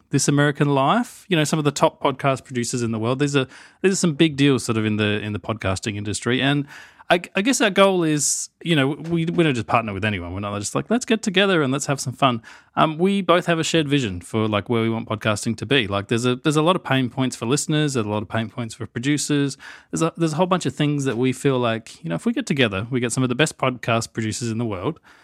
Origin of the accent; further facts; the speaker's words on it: Australia; accent: Australian; obviously, I have the Australian accent.